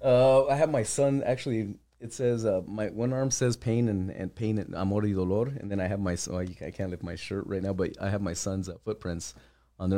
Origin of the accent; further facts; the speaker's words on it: El Paso, Texas, United States; Born and raised here, uh, born and raised in the Lower Valley. I grew up in the Riverside area